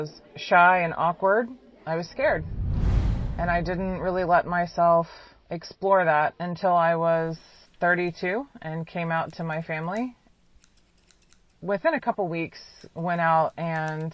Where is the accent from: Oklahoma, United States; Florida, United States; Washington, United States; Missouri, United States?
Missouri, United States; Kansas City; I'm 34 years old. I'm from Kansas City, Missouri, USA